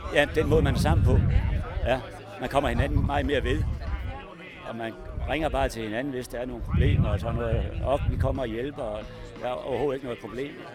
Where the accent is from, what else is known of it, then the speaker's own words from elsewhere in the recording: Skive, Central Denmark Region, Denmark; moved away as an adult; now in Copenhagen, Denmark; jeg kommer fra Skive